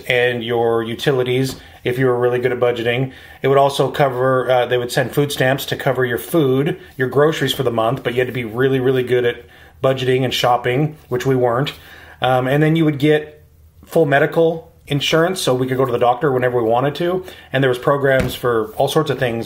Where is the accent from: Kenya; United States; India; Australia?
United States; Spokane, Washington; I was born and raised here in Spokane